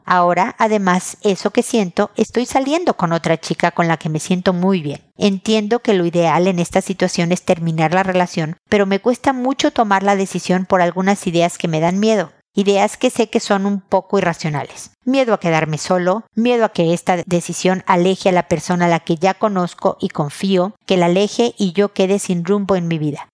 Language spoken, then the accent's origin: Spanish; Mexico; now in Chile; de México, de mi país o de Chile donde vivo